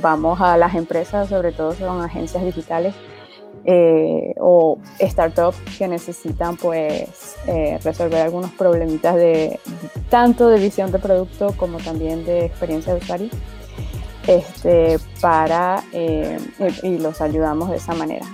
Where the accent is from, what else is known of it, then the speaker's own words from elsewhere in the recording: Venezuela; also born or lived in Spain; now in France; estoy en Francia, estoy, soy de Venezuela, pero bueno, ya me vine hace bastante tiempo